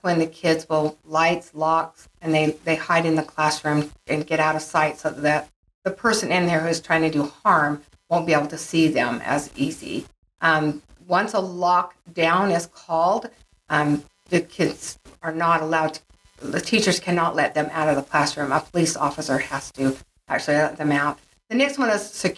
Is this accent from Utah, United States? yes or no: yes; Ogden, Utah, United States; I grew up in Ogden, Utah